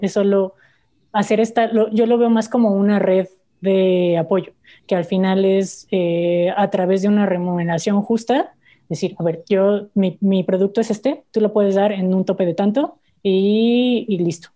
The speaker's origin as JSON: {"language": "Spanish", "country": "Mexico", "said": "como familia mexicana"}